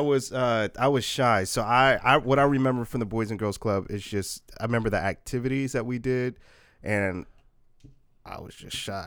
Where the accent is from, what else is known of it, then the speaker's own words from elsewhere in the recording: Portland, Oregon, United States; also born or lived in Puyallup, Washington; I grew up in Northeast Portland